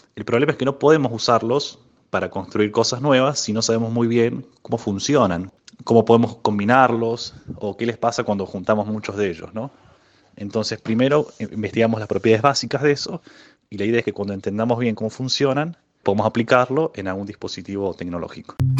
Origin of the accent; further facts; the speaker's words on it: Córdoba, Argentina; now in Bariloche, Argentina; Yo nací en Córdoba capital, pero ahora estoy viviendo en Bariloche